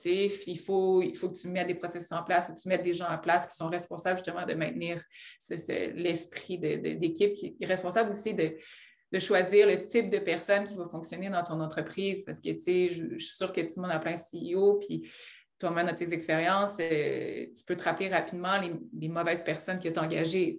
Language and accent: French; Rouyn-Noranda, Quebec, Canada; je viens de Rwanda, j'aime le mentionner parce que c'est une petite ville en Abitibi que les gens oublient